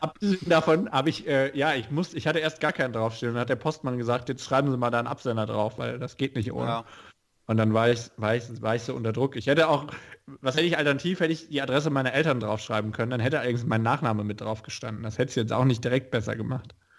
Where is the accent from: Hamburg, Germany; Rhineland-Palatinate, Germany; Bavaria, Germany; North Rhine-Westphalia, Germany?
Rhineland-Palatinate, Germany; ich komme ja aus Rheinland-Pfalz